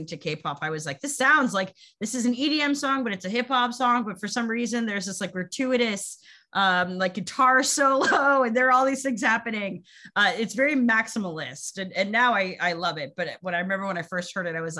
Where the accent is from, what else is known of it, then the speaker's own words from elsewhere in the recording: United States; as an American